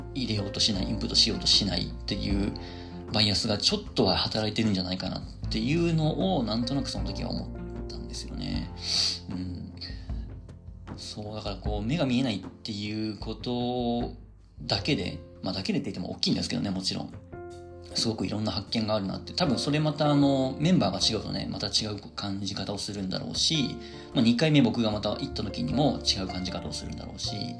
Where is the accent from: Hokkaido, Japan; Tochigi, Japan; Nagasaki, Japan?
Tochigi, Japan; moved away; 僕の地元栃木県